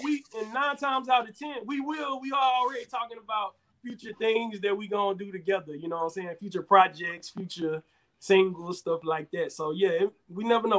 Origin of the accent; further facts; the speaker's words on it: Houston, Texas, United States; now in Atlanta, United States; I'm originally from Houston, Texas, currently residing in Atlanta, Georgia